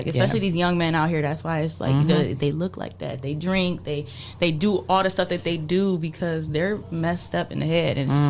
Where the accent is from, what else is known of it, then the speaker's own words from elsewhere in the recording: Chicago, Illinois, United States; now in Toledo, United States; I'm from Chicago.